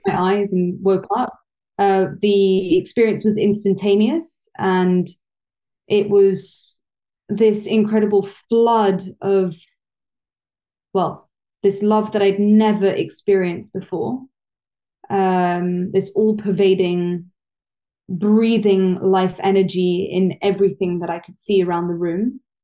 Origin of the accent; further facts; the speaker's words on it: London, United Kingdom; I'm half Italian, half French, uh, born and raised in London, so I'm a Londoner